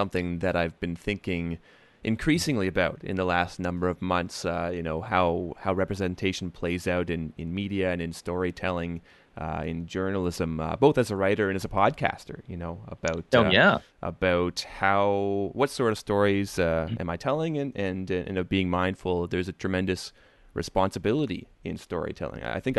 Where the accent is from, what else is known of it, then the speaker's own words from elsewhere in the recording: Canada; because me being a Canadian, you know, a white Canadian at that, you know, for European ancestry